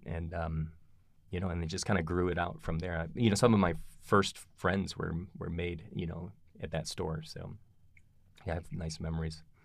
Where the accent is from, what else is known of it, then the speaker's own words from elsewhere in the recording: Kalamazoo, Michigan, United States; moved away as an adult; also born or lived in Philadelphia / Ann Arbor / Tucson; now in Boulder, United States; I was raised in Michigan, in a little town called Kalamazoo.